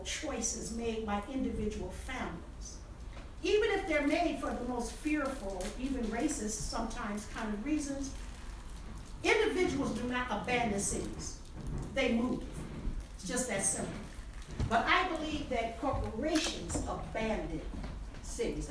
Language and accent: English; Highland Park, Michigan, United States; also born or lived in Detroit, Michigan; my dad bought my mom a house in Highland Park, Michigan, and that's where I was raised after I was a toddler